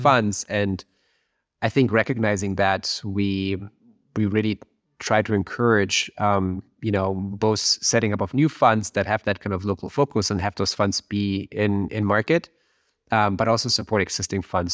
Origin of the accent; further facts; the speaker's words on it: Germany; moved away as an adult; now in Silicon Valley, United States; I, I'm from Germany. I'm, you know, grew up near Berlin